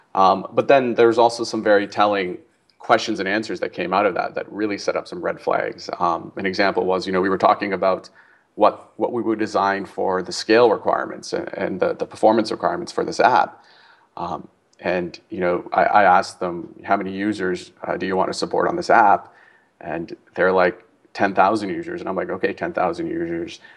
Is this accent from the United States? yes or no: no; Canada; moved away as an adult; I'm from Canada and I grew up there